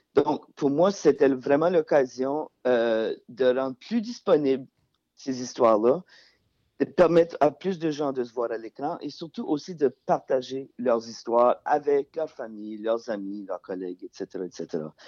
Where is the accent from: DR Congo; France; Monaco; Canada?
Canada; Acadia; now in Montreal, Canada; je viens pas du, Québec, je viens de l'Acadie